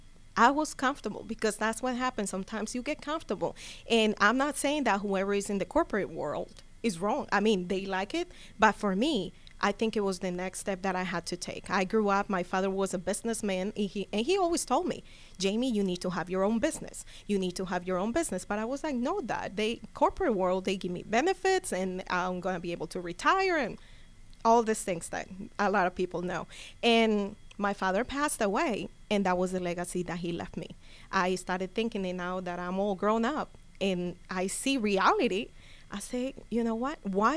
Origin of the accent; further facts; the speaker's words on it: Cali, Valle del Cauca, Colombia; now in Gwinnett County, United States; I'm from Cali. Okay. Yes, I'm from Cali. So that's the great thing. That's the other benefit. You know, I can do it in Spanish. I can do it in English.